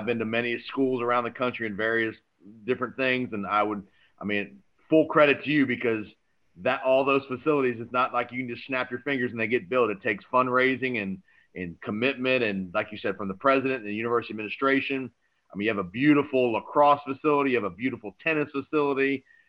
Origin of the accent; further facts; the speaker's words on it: Tampa, Florida, United States; I was a kid growing up in Tampa